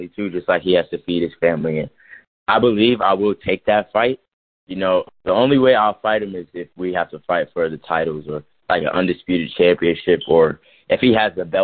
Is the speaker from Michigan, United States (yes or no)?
no; Georgia, United States; moved away; that's my hometown. That's where I originally grew up at.